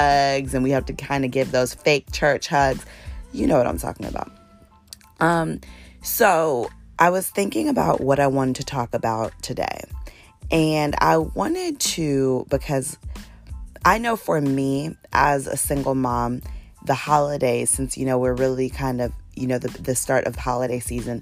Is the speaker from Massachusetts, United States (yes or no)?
no; Northern Virginia, United States; now in Atlanta, United States; I'm actually from Virginia. Shout out to Northern Virginia